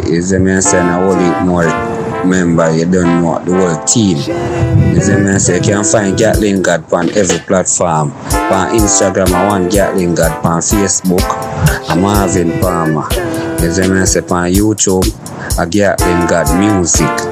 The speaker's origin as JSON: {"language": "English", "region": "Kingston", "country": "Jamaica", "said": "I am from Kingston, Jamaica. I live in Arborview."}